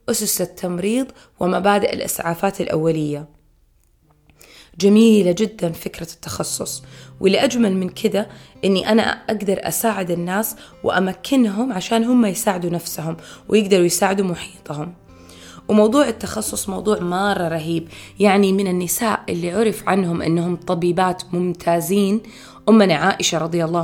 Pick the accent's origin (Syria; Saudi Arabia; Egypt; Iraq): Saudi Arabia; في شوارع عندنا في السعودية باسم رفيدة الأسلمية